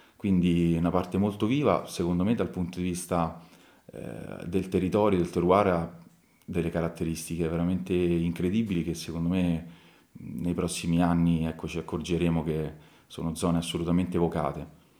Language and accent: Italian; Tarquinia, Lazio, Italy; io ovviamente ci sono nato a Tarquinio, quindi comunque sono le mie radici, sono, sono nato e cresciuto qua